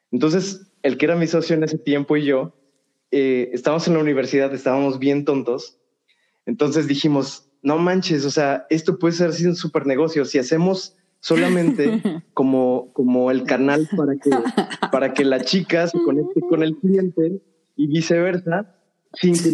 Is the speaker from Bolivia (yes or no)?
no; Cuba; sí, soy de Cuba.